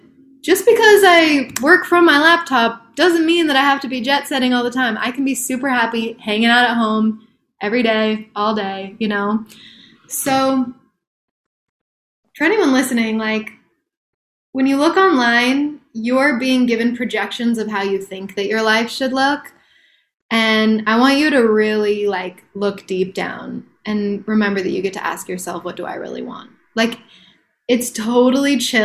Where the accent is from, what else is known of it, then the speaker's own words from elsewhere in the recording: Salt Lake City, Utah, United States; moved away; I grew up in Salt Lake City.